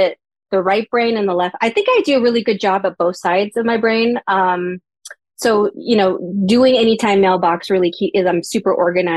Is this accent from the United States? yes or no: yes; Salt Lake City, Utah, United States; moved away as an adult; also born or lived in Thailand / Portland / California; now in Los Angeles, United States; Originally from Thailand, grew up in Salt Lake.